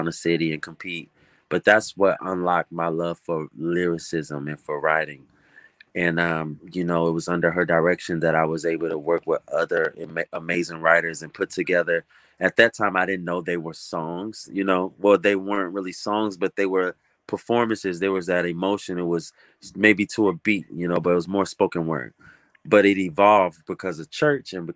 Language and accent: English; Chicago, Illinois, United States; also born or lived in Hahn, Germany; Chicago is home for me. I'm an Air Force brat. So I was born over in Hahn, Germany, but I only spent a few years there. And so, you know, still a toddler, I'm talking, moving to Chicago